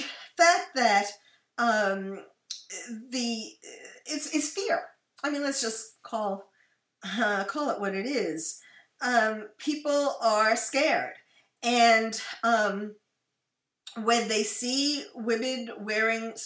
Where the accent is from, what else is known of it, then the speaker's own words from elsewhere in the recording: United States; also born or lived in France / Belgium; I am usually spotted as an American